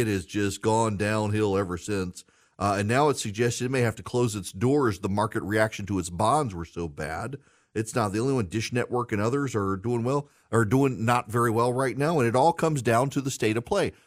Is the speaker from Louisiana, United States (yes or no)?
yes; Louisiana, United States; I'm from Louisiana. It's great to be on the radio in my home state.